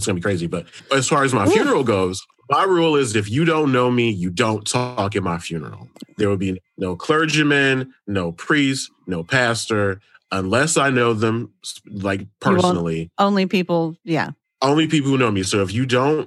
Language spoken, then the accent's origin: English; Detroit, Michigan, United States; I'm from Detroit.